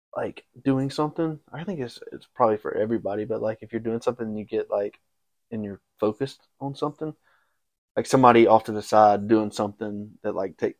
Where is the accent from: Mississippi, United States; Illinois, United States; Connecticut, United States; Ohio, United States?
Mississippi, United States; Brandon; also born or lived in Memphis, Tennessee; now in Texas, United States; I am from the great city of Brandon, Mississippi.